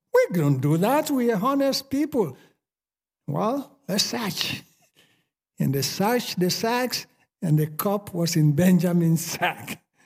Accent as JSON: {"language": "English", "country": "Sierra Leone", "accent": "Sierra Leone", "moved": "as an adult", "lives_now": "United States", "said": "I spent forty-seven years in Sierra Leone speaking my Sierra Leone accent. I'm not gonna change after forty-seven years."}